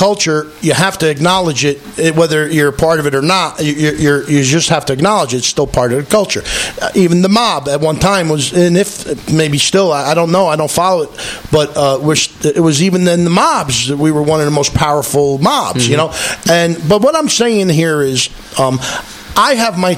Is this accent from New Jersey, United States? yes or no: yes; Newark, New Jersey, United States; when I was a kid growing up in Newark